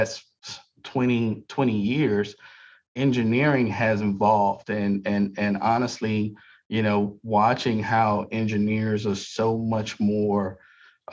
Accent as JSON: {"language": "English", "region": "South Florida", "country": "United States", "lives_now": "Pensacola, United States", "said": "I'm from South Florida, so I worked for Miami-Dade Transit"}